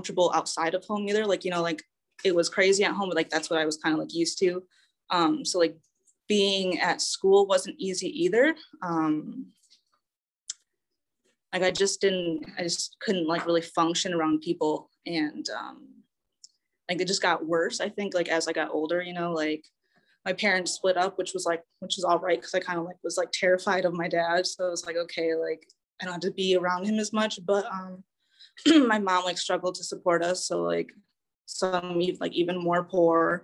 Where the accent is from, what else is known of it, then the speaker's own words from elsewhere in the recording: Saginaw, Michigan, United States; I was born and raised in Saginaw, Michigan